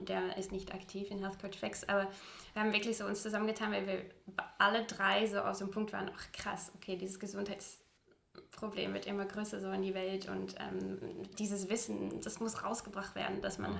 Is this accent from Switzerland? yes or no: no; Utrecht, Netherlands; German is a second language; moved away as an adult; now in Hamburg, Germany; ich komme aus Utrecht äh, tatsächlich, Utrecht